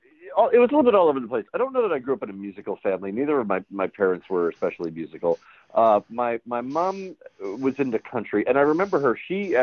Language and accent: English; Illinois, United States; when you're that age and we grew up near Chicago